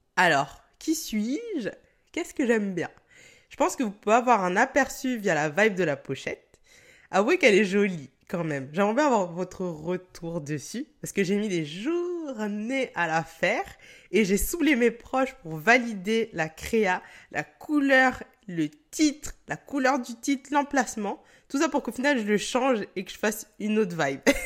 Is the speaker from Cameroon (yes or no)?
yes; Cameroon; je suis camerounaise